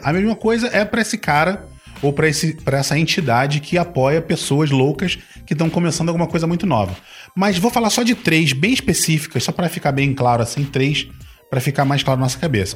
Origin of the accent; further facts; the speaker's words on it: Rio de Janeiro, Brazil; accent: carioca; Eu nasci no Rio